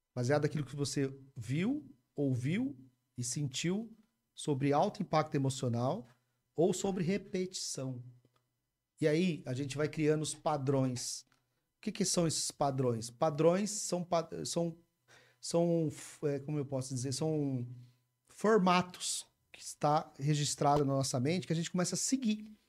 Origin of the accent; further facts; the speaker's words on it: Umuarama, Paraná, Brazil; Nasci, cresci em Moarama e acho que eu vou morrer lá também